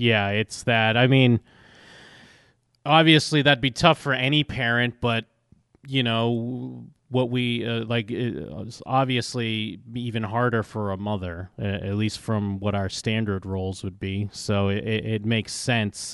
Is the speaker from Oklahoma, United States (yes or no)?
no; Massachusetts, United States; moved away; I grew up in Massachusetts